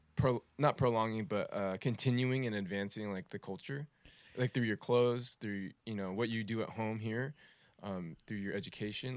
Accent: United States; my culture as a Vietnamese American

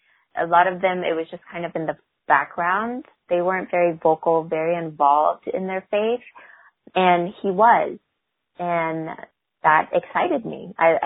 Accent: Vietnam; now in United States; I'm Vietnamese.

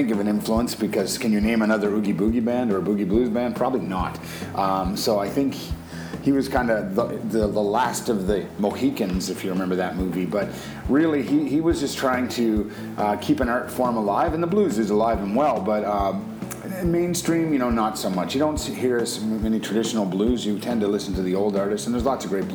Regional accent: Canada; we're all Canadian guys

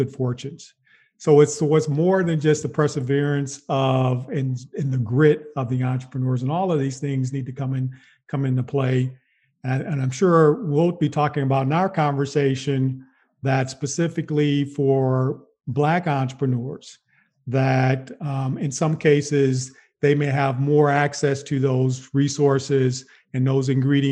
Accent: Wisconsin, United States; moved away; also born or lived in Chicago; I'm not from Chicago, but I'm from Wisconsin, and I spent a significant amount of time in Chicago

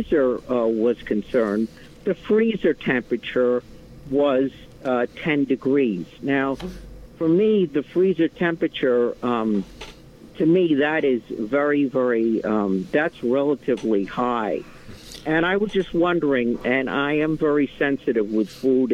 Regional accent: Yonkers, New York, United States; now in Hopewell Junction, United States; I'm formerly from Yonkers

